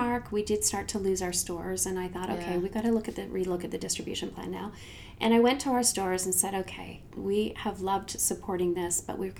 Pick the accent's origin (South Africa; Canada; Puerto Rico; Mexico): Canada; I'm from Canada and I'm going to give away a free magazine.